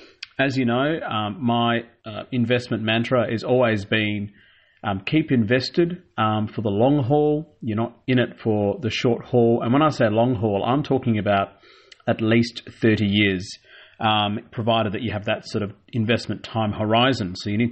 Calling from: Melbourne, Victoria, Australia; And I'm taping this from Melbourne. You know, I'm a pro-Melbourneite, one of the greatest cities of the world

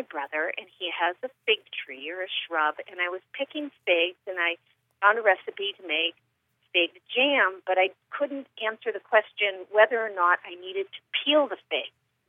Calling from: Blue Island, Illinois, United States; I am calling from Blue Island, Illinois.

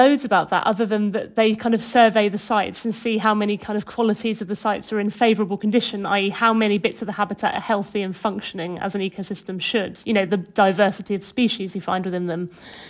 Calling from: West Midlands, United Kingdom; I'm speaking from Herefordshire, just on the English side of the border. Well, I'm really near Hay-on-Wye, which is in Wales, yeah.

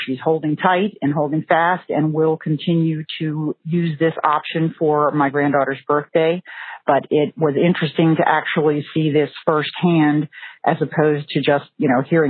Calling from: Maryland, United States; I'm calling from Maryland.

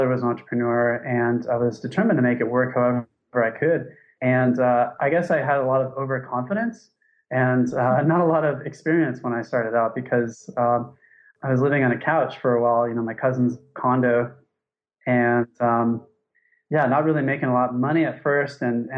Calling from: Thailand; So I'm calling from Thailand. It's 5:11 here.

